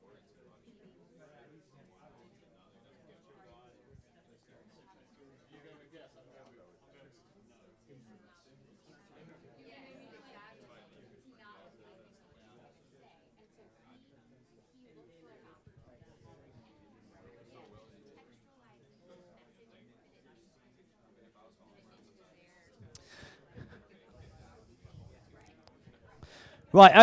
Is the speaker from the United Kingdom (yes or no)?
yes; London, United Kingdom; I'm from London.